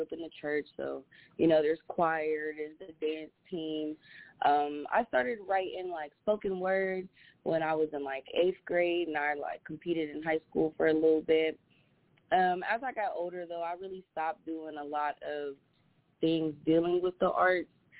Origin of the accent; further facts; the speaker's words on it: Columbus, Ohio, United States; I'm from Columbus, Ohio